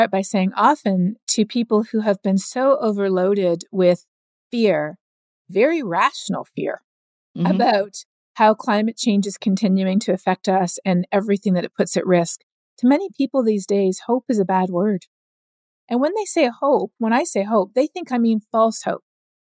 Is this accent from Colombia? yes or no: yes; Colombia; also born or lived in Canada; I grew up both in Canada as well as in Colombia. We moved down there when I was 9 years old